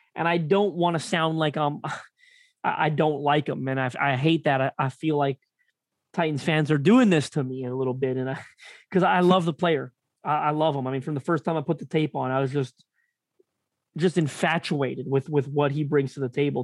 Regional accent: Canada; I'm Canadian

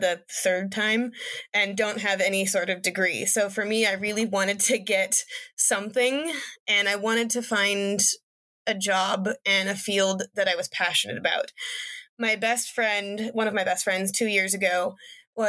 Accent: Antelope Valley, Southern California, United States; moved away as an adult; also born or lived in Hawaii / Monterey, California; now in Southern Oregon, United States; I grew up in Southern California in the high desert out in the Antelope Valley

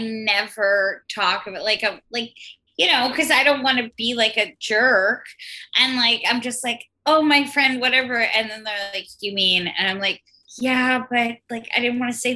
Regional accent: New York City, New York, United States; I'm a New Yorker born and bred

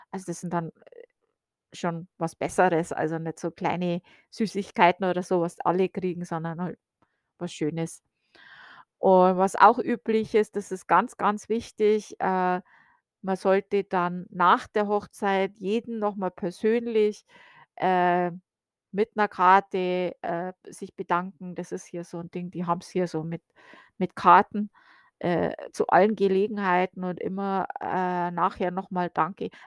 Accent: Bavaria, Germany; now in United States; Also zumindest wo ich aufgewachsen bin in Bayern, war das noch üblich.

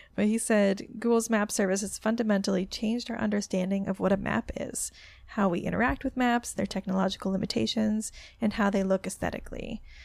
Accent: Florida, United States; I'm from Florida

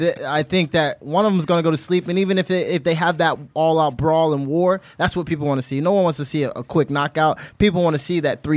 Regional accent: Honolulu, Hawaii, United States; And I grew up in Honolulu, Hawaii, and out there they're not talking much.

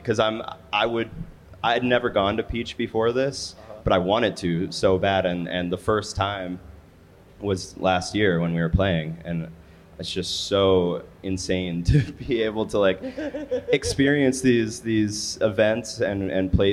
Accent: Chicago, Illinois, United States; I grew up in Chicago

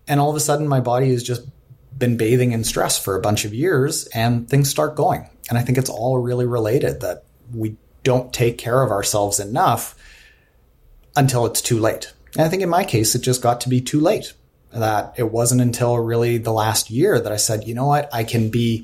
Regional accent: Canada; I'm from Canada.

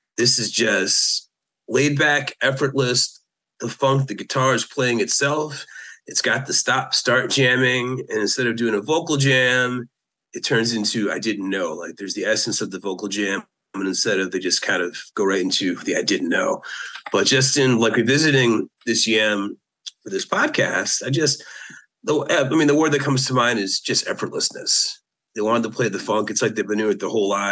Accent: Connecticut, United States; I'm from Connecticut

